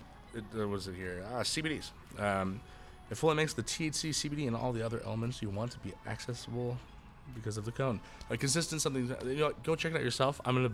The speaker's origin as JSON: {"language": "English", "town": "Idaho Falls", "region": "Idaho", "country": "United States", "also_born_or_lived": "Oregon", "said": "I come from Oregon and Idaho."}